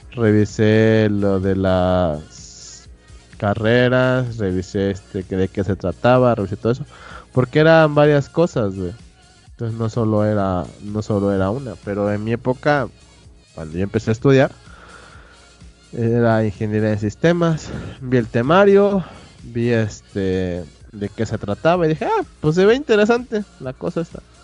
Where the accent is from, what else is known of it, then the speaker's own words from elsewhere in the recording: Oaxaca, Mexico; moved away as an adult; now in Puebla, Mexico; yo soy de Oaxaca. Estuve estudiando la carrera de ingeniería de sistemas en Puebla.